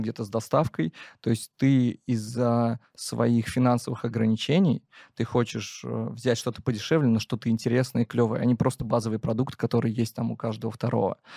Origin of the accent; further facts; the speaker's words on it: Penza, Penza Oblast, Russia; я из Пензы